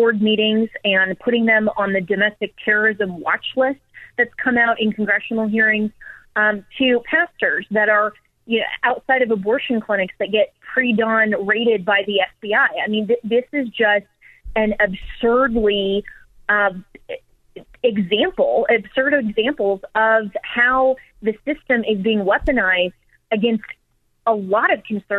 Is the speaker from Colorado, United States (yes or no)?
yes; Colorado, United States; my home state of Colorado